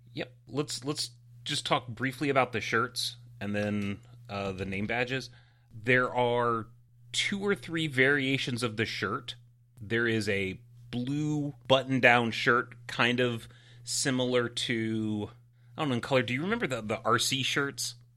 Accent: United States; I'm American

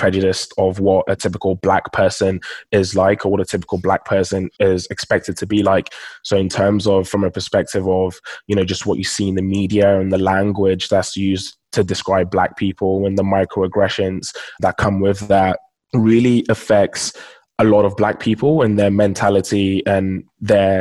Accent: London, United Kingdom; also born or lived in Nigeria; So I'm Nigerian, and both my parents are Nigerian, and I was actually born in Nigeria. So I lived in Nigeria for the first 7 years of my life before moving to London here in the UK.

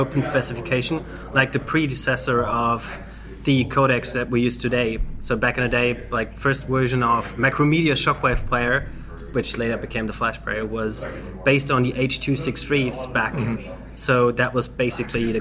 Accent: Germany; from Germany

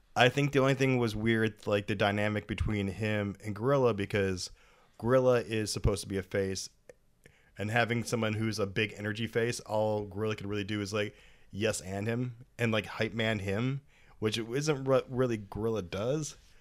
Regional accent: United States; as an American

